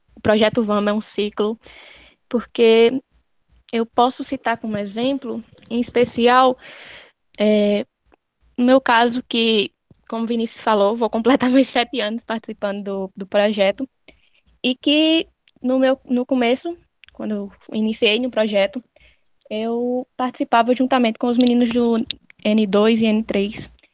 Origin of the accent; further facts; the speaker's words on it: Malta, Paraíba, Brazil; eu que sou de Malta